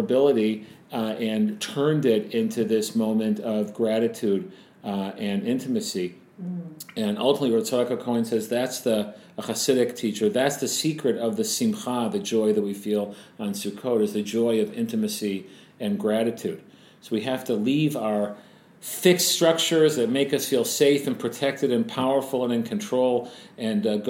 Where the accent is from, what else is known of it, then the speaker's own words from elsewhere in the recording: United States; many of us growing up in the States